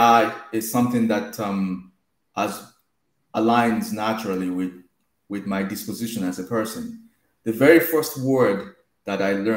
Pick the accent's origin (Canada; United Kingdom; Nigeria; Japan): Nigeria; moved away as an adult; now in United States; I am originally from Nigeria. You could potentially hear it in my accent. And I moved here 15 years ago, went to grad school